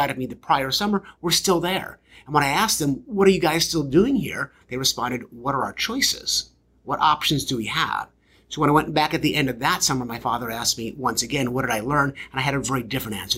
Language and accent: English; Baltimore, Maryland, United States; I grew up in Baltimore, Maryland, the Believe City